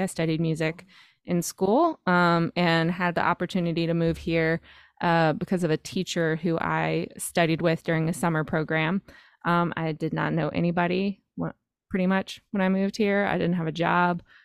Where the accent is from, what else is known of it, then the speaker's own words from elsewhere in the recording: North Carolina, United States; moved away as an adult; now in New York, United States; I grew up in North Carolina, uh, on a farm